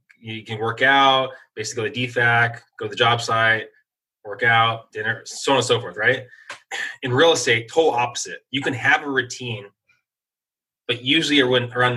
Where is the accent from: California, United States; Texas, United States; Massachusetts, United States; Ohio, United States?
California, United States; San Diego; moved away as an adult; I just never had roots back into my hometown of San Diego